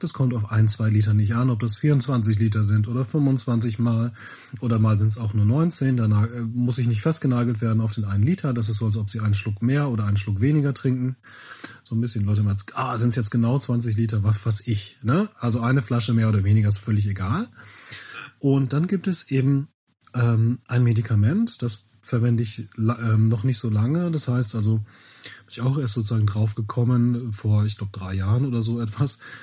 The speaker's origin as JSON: {"language": "German", "town": "Bielefeld", "region": "North Rhine-Westphalia", "country": "Germany", "tie": "born or raised there", "said": "bin ich in Bielefeld geboren"}